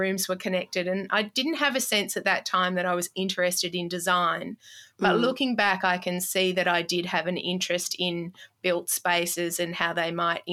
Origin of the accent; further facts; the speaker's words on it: Melbourne, Victoria, Australia; I grew up in Melbourne